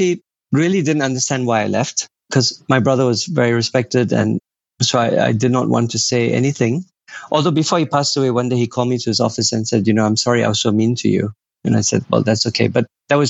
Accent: Singapore; I was born in Singapore. I never saw anything above Bukit Timah Hill

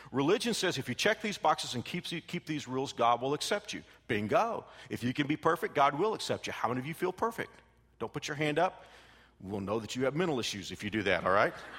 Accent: Texas, United States; I came from Texas

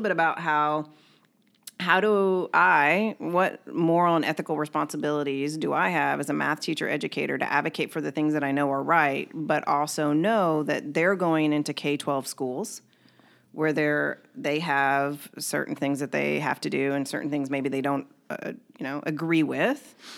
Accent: Kentucky, United States; I was born and raised in Kentucky, and it was a predominantly white area that I grew up in.

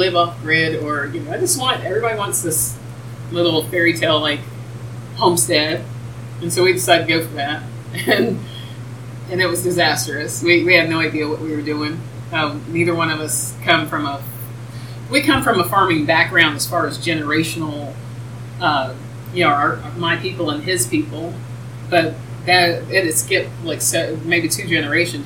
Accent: Ohio, United States; moved away as an adult; also born or lived in Indianapolis / Georgia / New Jersey; now in Lexington, United States; I've lived in Ohio most of my life

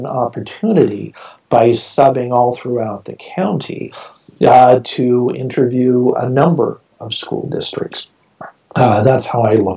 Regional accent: Modesto, California, United States; Modesto, my hometown

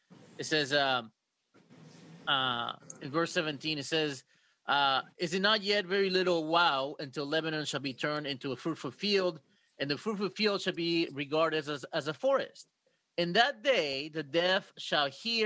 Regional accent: Mexico; now in United States; I come from Mexico

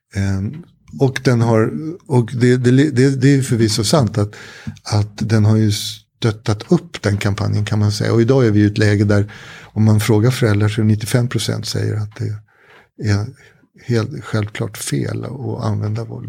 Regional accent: Sweden; jag är den jag är därför att jag har vuxit upp i det här samhället.

